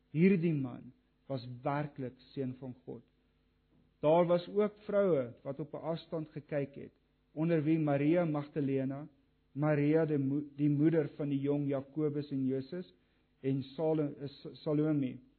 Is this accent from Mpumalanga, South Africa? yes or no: yes; Kriel, Mpumalanga, South Africa; Ek het op Kriel groot geword